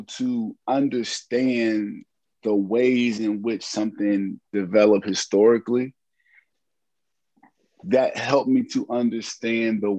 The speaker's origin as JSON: {"language": "English", "town": "Hampton", "region": "Virginia", "country": "United States", "said": "I am from Hampton, Virginia"}